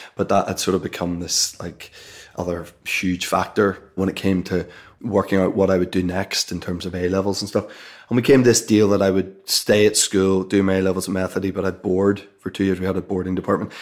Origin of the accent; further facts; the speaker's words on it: Belfast, Northern Ireland, United Kingdom; you're growing up in Belfast and you're going to school in the middle of Belfast